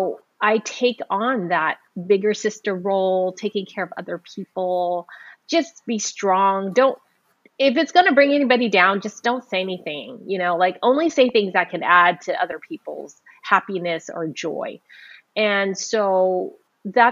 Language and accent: English; San Francisco, California, United States; I was born in San Francisco Chinatown